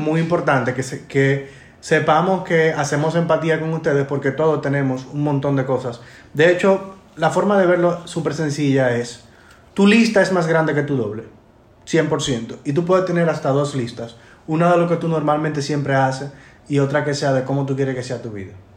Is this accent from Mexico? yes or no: no; Dominican Republic; nosotros como dominicanos